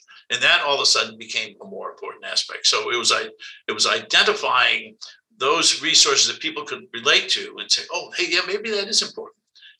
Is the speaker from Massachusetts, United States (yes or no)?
yes; Cape Cod, Massachusetts, United States; moved away as an adult; now in California, United States; I'm actually from Cape Cod. So I'm from a very beautiful area, very unique area. Interestingly enough, I'll tell you also a very diverse area when I grew up.